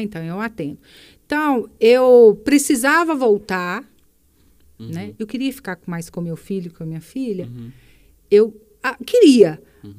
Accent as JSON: {"language": "Portuguese", "town": "Sete Lagoas", "region": "Minas Gerais", "country": "Brazil", "tie": "born or raised there", "said": "eu nasci em Pará de Minas, uhum. né, uma cidade muito próxima aqui, uhum. mas mudei para cá, eu tinha 13 anos"}